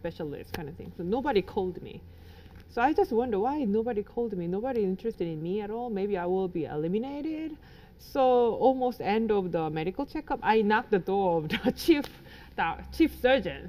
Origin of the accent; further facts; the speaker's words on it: South Korea; I grew up in Korea